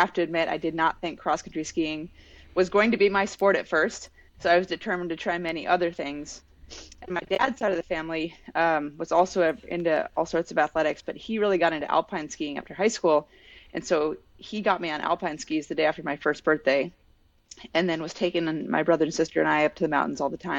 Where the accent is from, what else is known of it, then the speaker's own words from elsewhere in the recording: Alaska, United States; also born or lived in Salt Lake City, Utah; my background started in Alaska. We moved from Salt Lake, where I was born, up to Alaska at age 3. So my whole memorable life was growing up in the mountains in a big outdoor playground.